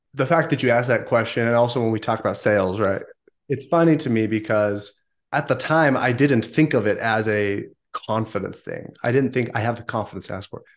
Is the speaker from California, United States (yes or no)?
yes; Southern California, United States; also born or lived in northern Utah; now in Utah, United States; I grew up in Southern California prior to that for many years